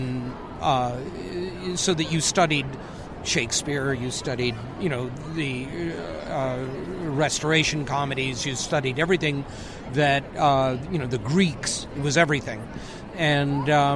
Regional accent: Detroit, Michigan, United States; Detroit, which is my hometown

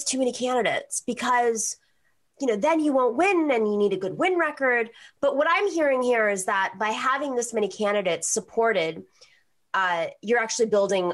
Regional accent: New York, United States; I come from New York

